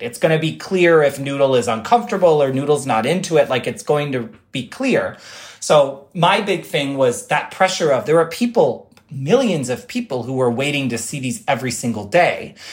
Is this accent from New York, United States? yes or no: yes; Rochester, New York, United States; now in New York City, United States; Rochester, my hometown